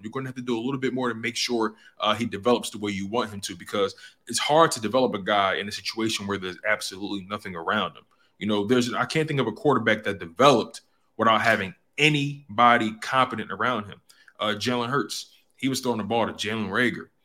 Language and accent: English; Philadelphia, Pennsylvania, United States; being born and raised in Philly